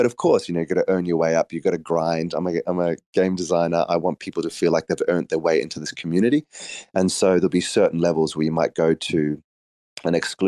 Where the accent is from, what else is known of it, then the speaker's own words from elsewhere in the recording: South Africa; also born or lived in Australia; I grew up in South Africa and Australia.